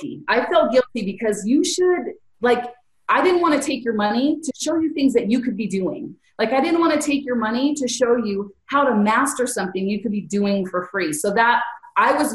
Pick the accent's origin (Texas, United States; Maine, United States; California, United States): California, United States; I'm from Cali